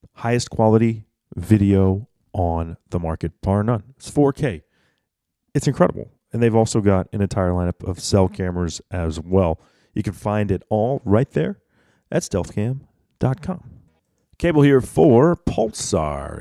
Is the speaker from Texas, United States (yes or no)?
yes; Texas, United States; as a Texan